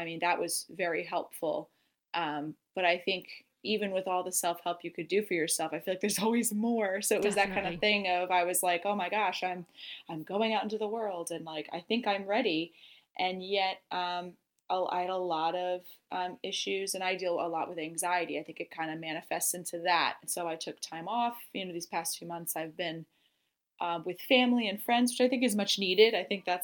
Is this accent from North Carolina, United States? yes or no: no; Virginia, United States; moved away as an adult; now in New York City, United States; I'm originally from Virginia, where I grew up